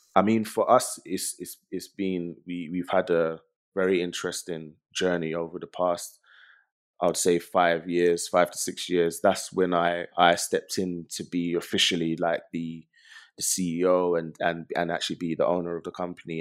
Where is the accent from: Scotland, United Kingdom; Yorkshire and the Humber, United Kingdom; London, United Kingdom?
London, United Kingdom; growing up in London